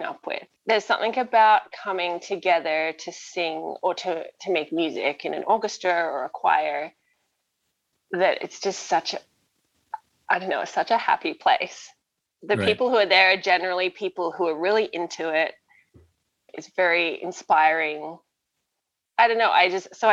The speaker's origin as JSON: {"language": "English", "town": "Brisbane", "region": "Queensland", "country": "Australia", "tie": "born or raised there", "moved": "as an adult", "lives_now": "Southern Ontario, Canada", "said": "I grew up in Brisbane, Australia, so northern states, tropical, and I moved here 7 years ago when I married Craig Wilson"}